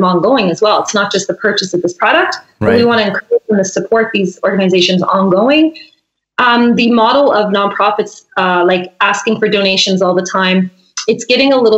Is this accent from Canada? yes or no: yes; St. Andrews, New Brunswick, Canada; also born or lived in Vancouver Island, British Columbia; now in Nelson, Canada; we're both from St. Andrews, New Brunswick